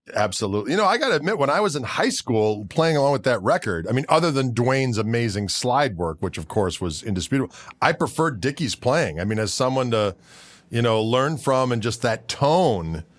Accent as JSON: {"language": "English", "region": "southeastern Wisconsin", "country": "United States", "said": "we're from the South, southeastern Wisconsin"}